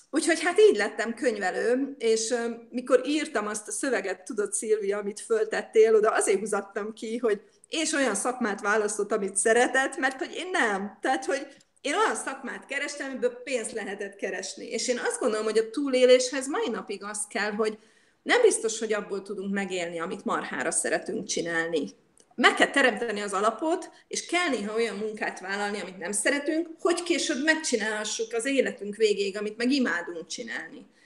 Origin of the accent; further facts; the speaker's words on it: Budapest, Hungary; moved away as an adult; now in Jordan; hogyha banán jött a városba Budapesten, akkor egy banánért állt az anyukám sorba. Egy szem banánt hozott a három gyereknek haza, és mindenki kapott egy falatot belőle. Szóval én így nőttem föl